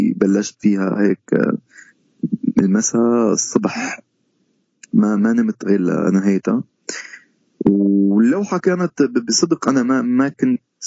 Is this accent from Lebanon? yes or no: no; Syria; moved away as an adult; also born or lived in Istanbul, Turkey; now in Canada; عندنا بسوريا